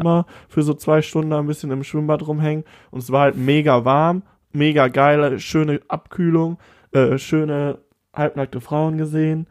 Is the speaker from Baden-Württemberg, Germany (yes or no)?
no; Siegburg, North Rhine-Westphalia, Germany; in Siegburg, ja. in, meinem, in meiner Heimatstadt